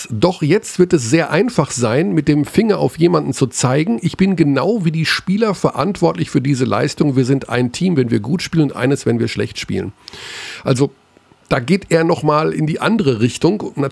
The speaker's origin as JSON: {"language": "German", "town": "Hagen", "region": "North Rhine-Westphalia", "country": "Germany", "tie": "born there", "said": "aber aus meiner Heimatstadt kommt. Wir sind beide in Hagen geboren."}